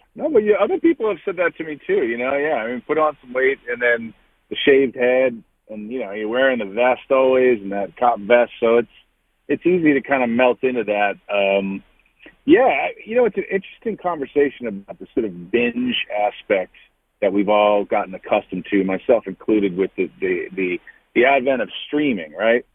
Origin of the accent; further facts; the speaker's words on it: Baltimore, Maryland, United States; moved away; I was excited to get back and work in my hometown